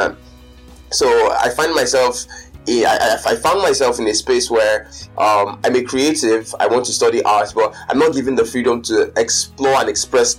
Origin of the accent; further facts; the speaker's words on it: Lagos, Nigeria; I've spent most of my life in Lagos, so I consider myself more of a Lagos person